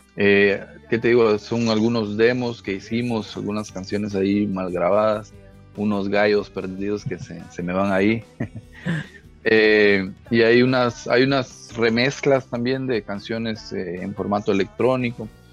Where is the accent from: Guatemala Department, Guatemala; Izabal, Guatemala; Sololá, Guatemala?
Izabal, Guatemala; Puerto Barrios; somos Guachicaná, somos de Puerto Barrios